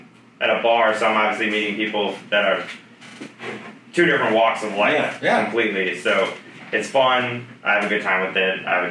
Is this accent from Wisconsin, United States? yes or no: no; Chicago, Illinois, United States; moved away as an adult; I grew up in Chicago my whole life